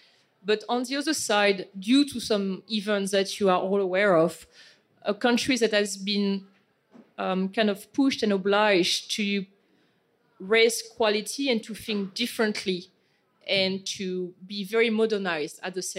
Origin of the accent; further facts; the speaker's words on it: France; accent: French; English is a second language; my accent is very French